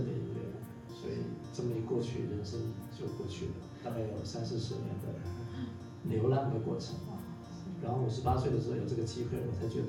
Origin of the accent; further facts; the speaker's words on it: eastern Taiwan, Taiwan; also born or lived in mainland China; now in China; 那我是在在东部出生的嘛，所以我就回来，